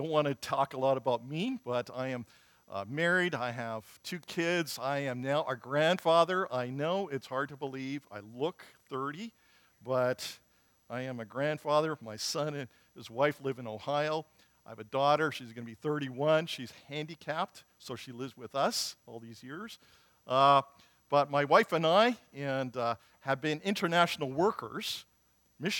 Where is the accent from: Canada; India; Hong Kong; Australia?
Canada; Morden, Manitoba; I'm from Morden, Manitoba. There's good things that come out of Morden, okay? And so I'm a Manitoba boy.